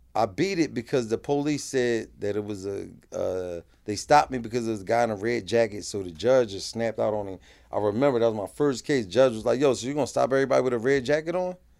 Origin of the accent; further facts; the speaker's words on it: Philadelphia, Pennsylvania, United States; I'm from North Philly